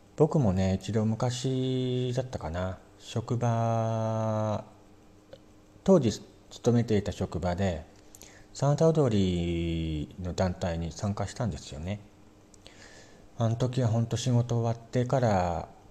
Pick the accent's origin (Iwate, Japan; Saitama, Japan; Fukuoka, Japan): Iwate, Japan; Morioka; 僕の地元の盛岡